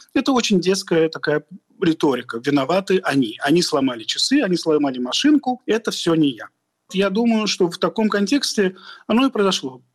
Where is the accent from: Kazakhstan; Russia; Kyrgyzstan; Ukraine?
Russia; мы вышли из Советского Союза